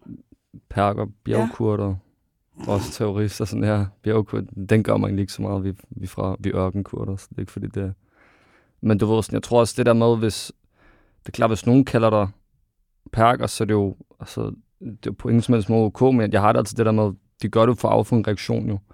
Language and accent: Danish; Ishøj, Capital Region of Denmark, Denmark; now in Greve, Denmark; Jeg er født og opvokset i Ishøj, og så flytter til Greve